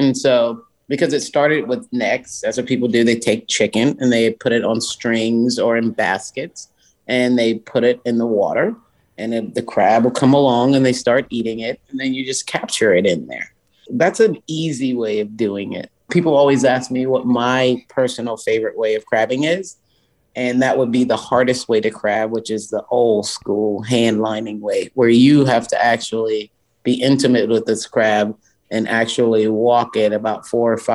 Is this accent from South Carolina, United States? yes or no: yes; Charleston, South Carolina, United States; Charleston, South Carolina is my hometown. I love it. I grew up in downtown Charleston.